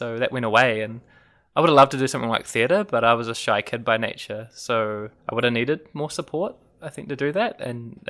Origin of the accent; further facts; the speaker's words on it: Auckland, New Zealand; moved away as an adult; also born or lived in Queenstown, New Zealand / Dunedin, New Zealand; growing up in Auckland, and I went to an all-boys school